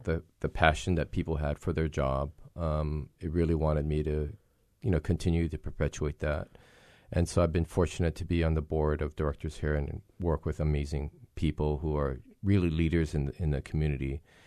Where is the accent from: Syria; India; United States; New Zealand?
United States; Hilo, Hawaii; growing, growing up in Hilo